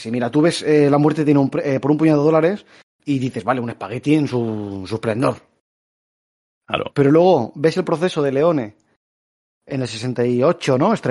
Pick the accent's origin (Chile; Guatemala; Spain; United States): Spain; Catalonia; Que soy catalán.